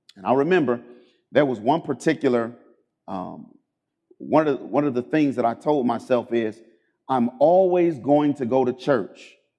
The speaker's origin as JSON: {"language": "English", "town": "Cleveland", "region": "Ohio", "country": "United States", "tie": "born or raised there", "said": "I grew up in Cleveland, Ohio"}